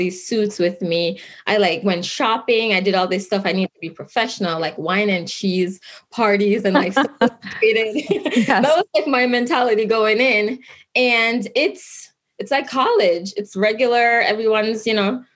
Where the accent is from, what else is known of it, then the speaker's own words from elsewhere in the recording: Kingston, Jamaica; now in Albany, United States; I grew up in Kingston, Jamaica